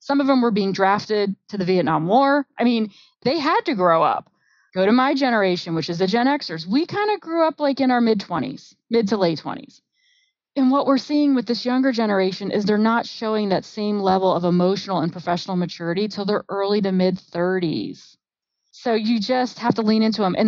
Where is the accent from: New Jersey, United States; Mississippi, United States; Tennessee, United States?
New Jersey, United States; I'm from New Jersey